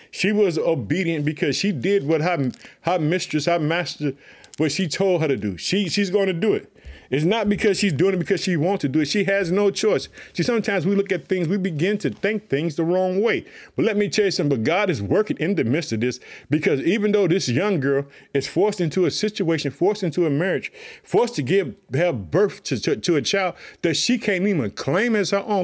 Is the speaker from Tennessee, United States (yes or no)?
no; Chicago, Illinois, United States; the state of Illinois, which is my home state, I live in the city of Chicago